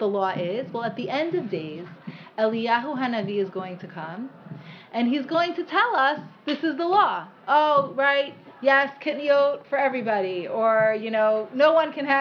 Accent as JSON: {"language": "English", "town": "Cleveland", "region": "Ohio", "country": "United States", "tie": "born or raised there", "moved": "yes", "said": "I grew up in Cleveland with all of my mother's family"}